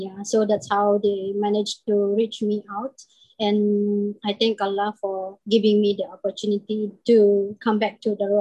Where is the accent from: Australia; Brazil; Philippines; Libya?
Philippines; moved away as an adult; now in Singapore; I'm from Philippines, and I've been living in Singapore for like 20 years